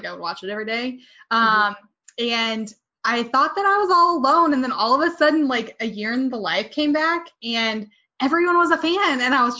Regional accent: Jefferson City, Missouri, United States; moved away as an adult; also born or lived in Columbia, Missouri; now in San Francisco Bay Area, United States; Central Missouri. So I grew up in Jeff City. And then my husband and I lived in Columbia for a long time.

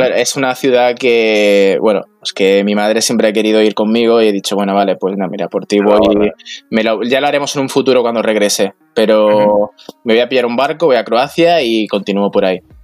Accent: Palma, Balearic Islands, Spain; yo soy de Palma de Mallorca, de la isla

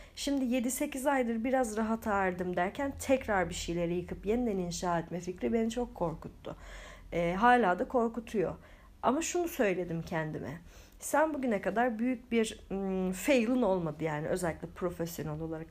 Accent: Turkey; biz Türkler olarak.

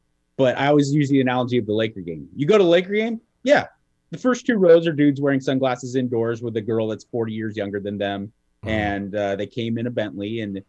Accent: Kentucky, United States; You know, I'm from Kentucky. I'm a big boy.

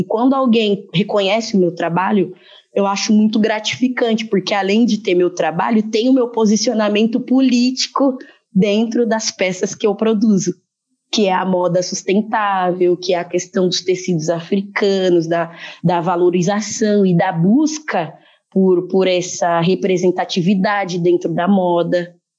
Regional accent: Brazil; Eu nasci no Brasil

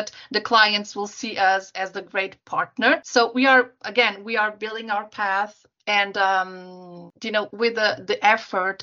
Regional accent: Lisbon, Portugal; I was born in Lisbon and I live near this beautiful city

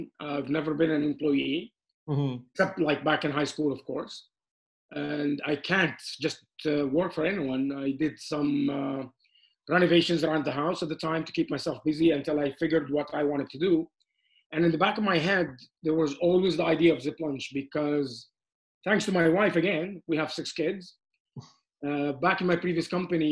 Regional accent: Amman, Amman Governorate, Jordan; now in Canada; I was born in Amman, Jordan, and I moved to Canada with my family, with my parents in 1986. I finished high school and university here

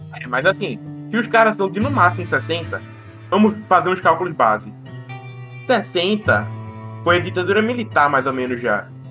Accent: Northeast Region, Brazil; a gente é nordestino

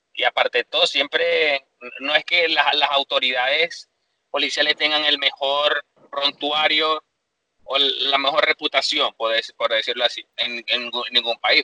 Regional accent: Venezuela; moved away; a nosotros como venezolanos

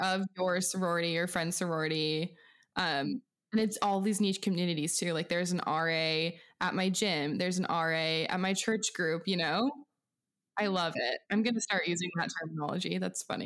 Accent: outside of Seattle, Pacific Northwest, Washington, United States; moved away; I'm from small town farm U S A in, um, the Pacific Northwest outside of Seattle

